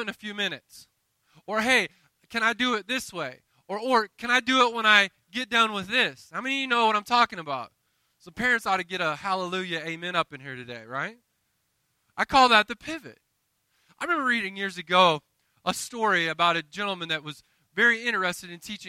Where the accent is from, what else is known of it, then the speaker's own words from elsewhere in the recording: the South, United States; I'm from the South